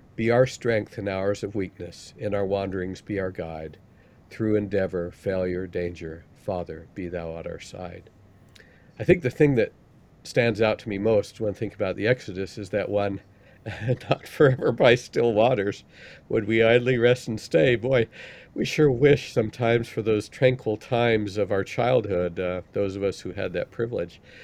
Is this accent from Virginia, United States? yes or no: no; Salt Lake City, Utah, United States; where I grew up in Salt Lake